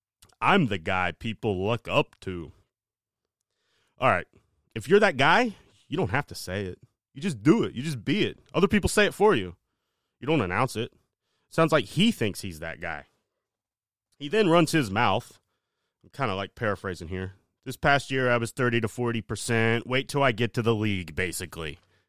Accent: Ohio, United States; All right. Yeah, we're from Ohio, right?

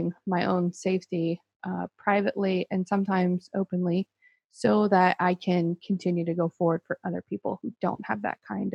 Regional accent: Baton Rouge, Louisiana, United States; also born or lived in Chicago; now in Lafayette, United States; I'm originally from Baton Rouge

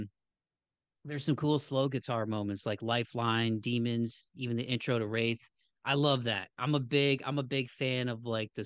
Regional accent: Toledo, Ohio, United States; my home state of Ohio as a Toledo native and an Ohio native

